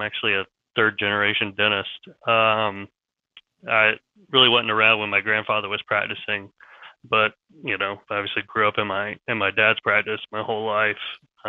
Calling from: Charlotte, North Carolina, United States; I'm in Charlotte, North Carolina.

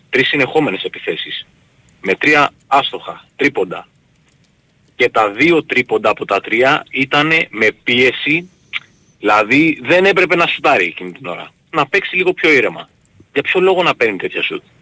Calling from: Nea Irakleio, Attica, Greece; Όχι, Νέο Ηράκλειο, Νέο Ηράκλειο. Ε, καταγωγή από Ηράκλειο Κρήτης.

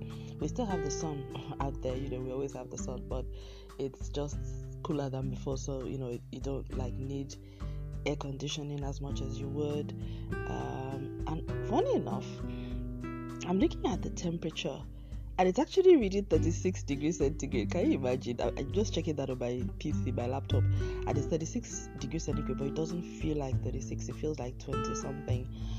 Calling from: Lagos, Nigeria; I'm recording from Lagos in Nigeria, and we now have what we call the Harmattan season has come into Lagos.

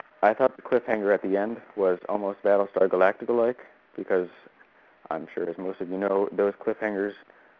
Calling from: Clarence, New York, United States; I'm calling in from Clarence, New York

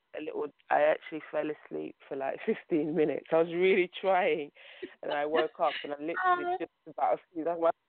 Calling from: London, United Kingdom; I'm calling from London, England.

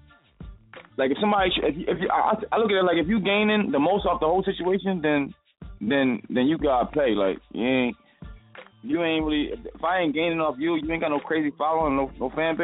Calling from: Tarpon Springs, Florida, United States; also born or lived in Delaware; I'm calling from Tarpon Springs, Florida.

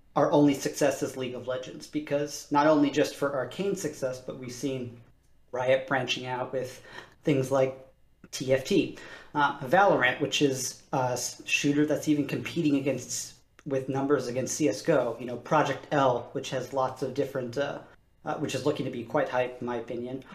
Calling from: Boston, Massachusetts, United States; I'm calling from Boston, Massachusetts

